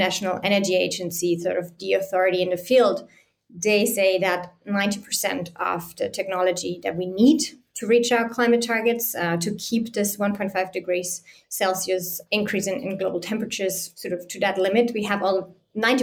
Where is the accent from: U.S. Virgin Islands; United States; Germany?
Germany; Bavarian mountains; I grew up in the Bavarian mountains